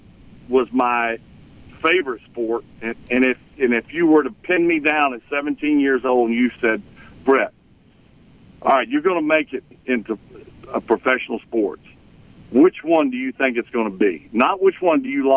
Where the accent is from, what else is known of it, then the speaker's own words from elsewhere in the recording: Mississippi, United States; moved away; growing up in Mississippi